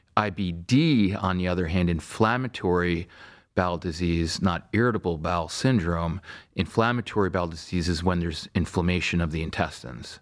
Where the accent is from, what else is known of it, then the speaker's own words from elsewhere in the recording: Stony Brook, New York, United States; moved away as an adult; also born or lived in Vermont; now in Cleveland, United States; I grew up in Stony Brook, Long Island